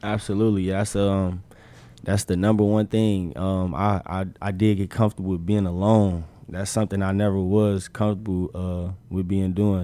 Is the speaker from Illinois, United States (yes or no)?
yes; Chicago, Illinois, United States; moved away as an adult; also born or lived in Arizona; now in Nebraska, United States; where I'm from, I'm from Chicago